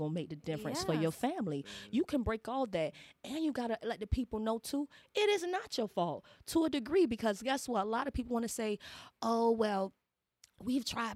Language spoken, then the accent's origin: English; Savannah, Georgia, United States; I'm from the South, and Savannah has changed.